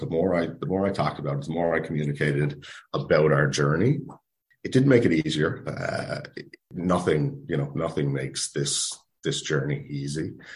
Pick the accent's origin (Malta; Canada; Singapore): Canada; Nova Scotia; moved away as an adult; now in St. John's, Canada; we are both originally from Nova Scotia, uh, but we've been in Newfoundland for 15 plus years.